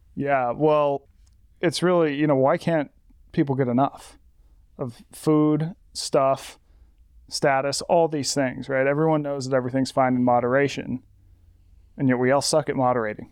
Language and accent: English; Las Vegas, Nevada, United States; my hometown of Las Vegas